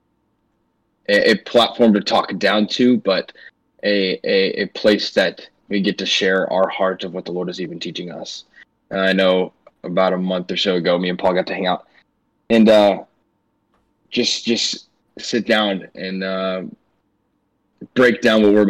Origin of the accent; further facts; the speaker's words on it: St. Louis, Missouri, United States; I'm from St. Louis, go to Missouri Baptist University